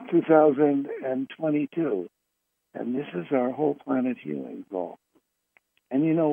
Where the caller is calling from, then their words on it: Fairfield, California, United States; I'm calling from Fairfield, California.